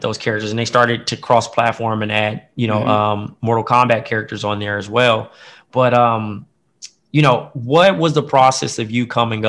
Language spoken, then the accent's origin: English; Compton, California, United States; I'm from Compton, California.